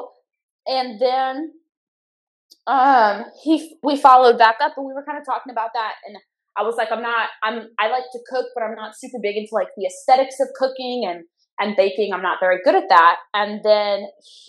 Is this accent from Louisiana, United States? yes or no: yes; Louisiana, United States; I'm from Louisiana